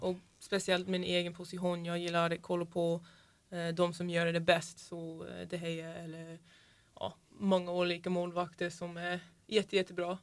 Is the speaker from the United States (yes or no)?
yes; Florida, United States; Swedish is a second language; moved away as an adult; also born or lived in Linköping, Sweden / Sunne, Sweden; now in Sweden; Jag är från Florida.